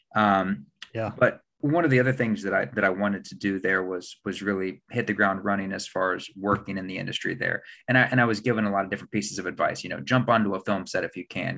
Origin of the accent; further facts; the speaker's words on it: Huntington, West Virginia, United States; I grew up in Huntington, West Virginia